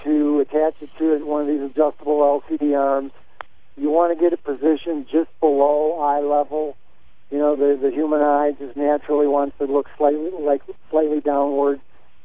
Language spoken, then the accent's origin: English; Chicago, Illinois, United States; moved away as an adult; also born or lived in Austin, Texas; I was born and raised in the Chicago area.